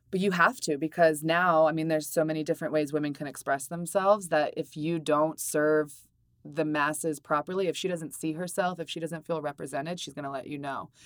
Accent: Maryland, United States; I'm from Maryland

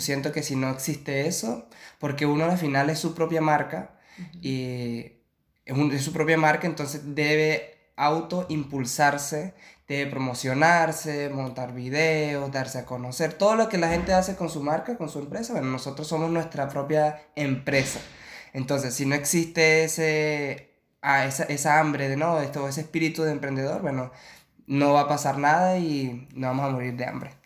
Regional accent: Venezuela; moved away as an adult; also born or lived in Chile; now in Barcelona, Spain; soy venezolano, tengo ahorita 29 años de edad

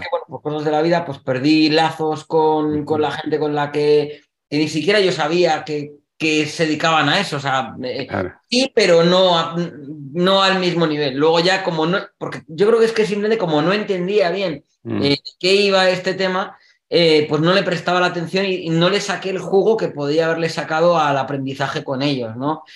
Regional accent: Spain; Que decimos en España

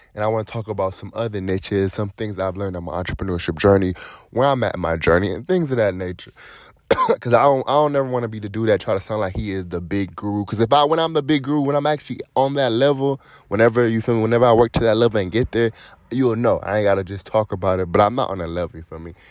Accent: Cleveland, Ohio, United States; moved away as an adult; I'm originally from Cleveland, Ohio

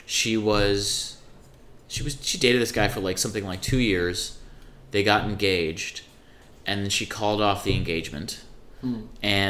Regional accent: Ann Arbor, Michigan, United States; I'm from Michigan originally. I'm from Ann Arbor, Michigan, which actually is a great town

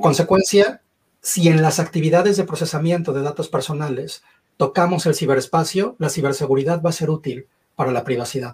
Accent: Mexico; moved away as an adult; also born or lived in Mexico City; now in Mississauga, Canada; nací en México, crecí en México. En 2011 se me metió la idea loca de emigrar a Canadá

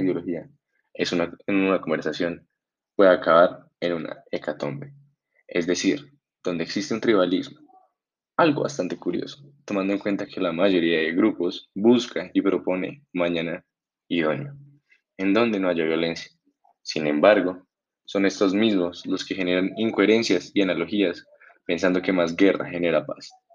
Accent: Colombia; como colombianos

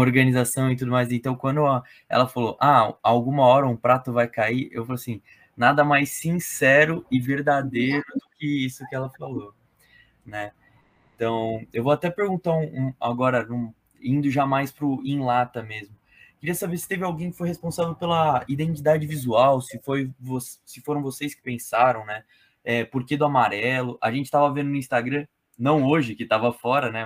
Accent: São Paulo, Brazil; Eu sou de São Paulo

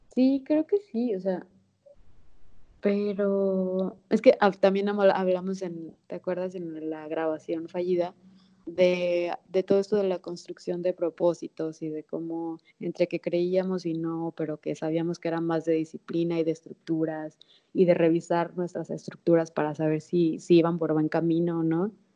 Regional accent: Guamúchil, Sinaloa, Mexico; now in Mexico City, Mexico; de Sinaloa, de Guamuchil, donde nací.

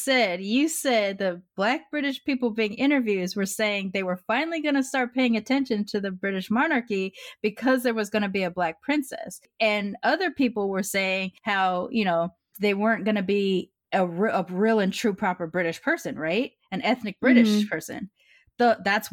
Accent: United States; I'm still raised here as an American mixed kid

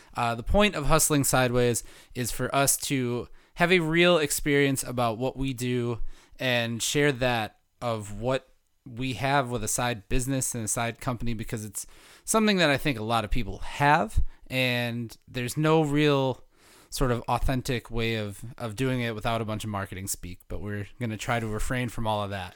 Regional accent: Milwaukee, Wisconsin, United States; I grew up in the Milwaukee area

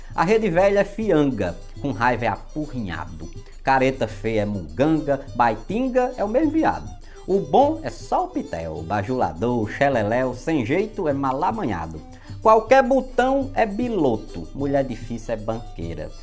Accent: Northeast Region, Brazil

